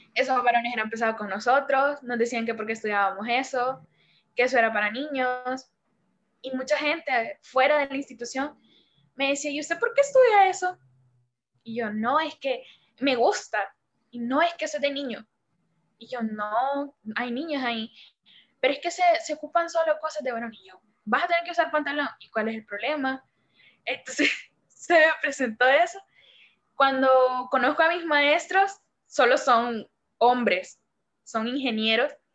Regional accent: El Salvador; soy la primera salvadoreña en estar en tu canal

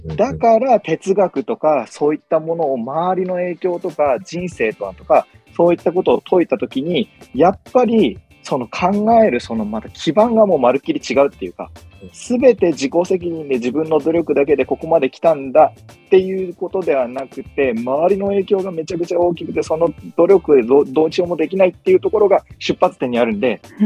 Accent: Sendai, Miyagi, Japan; moved away as an adult; now in Tokyo, Japan; 僕は宮城県仙台市出身の

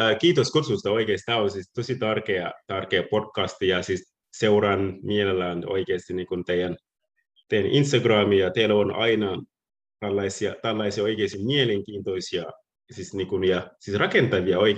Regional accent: Senegal; Finnish is a second language; moved away as an adult; now in Turku, Finland; ja minä olen 30 äh, vuot, 36-vuotiaana. Olen on asunut Suomessa 15 vuotta. Muutin Senegalista ähm, 2005, äh, 2005 niin

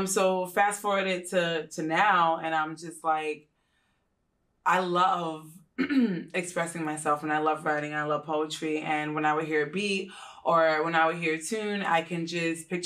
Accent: Long Island, New York, United States; moved away as an adult; now in Tampa, United States; I'm originally born and raised in Long Island, New York

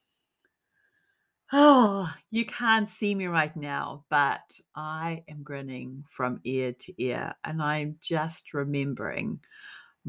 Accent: New Zealand; I'm from New Zealand

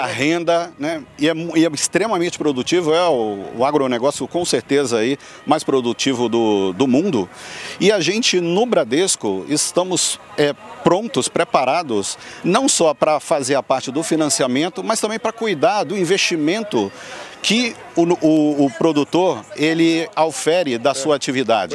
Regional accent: Muriaé, Minas Gerais, Brazil; now in São Paulo, Brazil; Eu tenho origem do interior, no interior de Minas Gerais, né, uhum. de uma é. cidade pequena chamada Muriaé

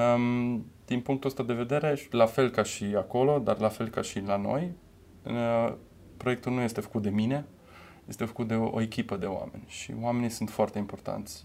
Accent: Romania; also born or lived in Germany; ne-am întâlnit noi ca români

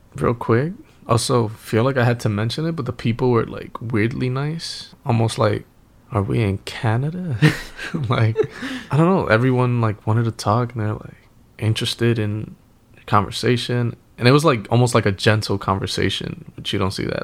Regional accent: New York, United States; now in Los Angeles, United States; I'm from New York

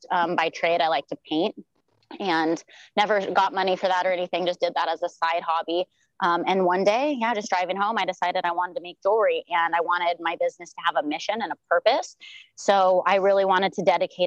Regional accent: South Lake Tahoe, California, United States; moved away as an adult; now in Maui, United States; I'm originally from South Lake Tahoe, California. I was born and raised there

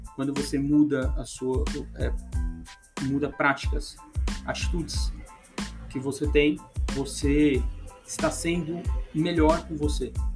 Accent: Brazil; nós como, como, como, brasileiros

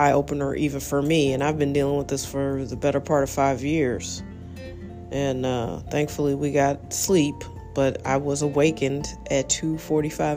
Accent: United States; I'm an American. I love being American

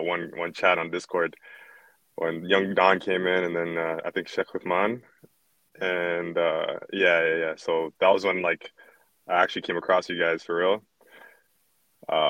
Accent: Canada; I was born here in Canada

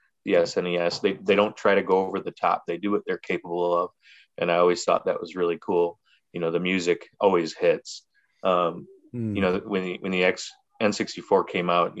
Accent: Chicago, Illinois, United States; growing up in the Chicagoland area in the 90s

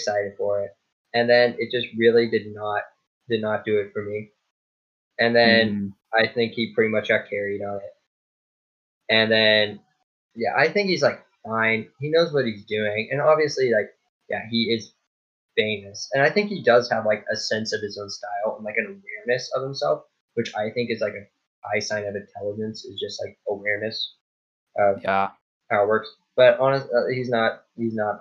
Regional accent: Overland Park, Kansas, United States; I was born, where was I born? Somewhere in Overland Park

